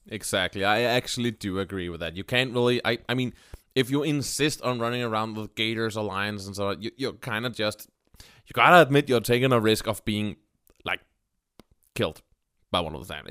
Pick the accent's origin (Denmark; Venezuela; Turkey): Denmark; English is a second language; I am from Denmark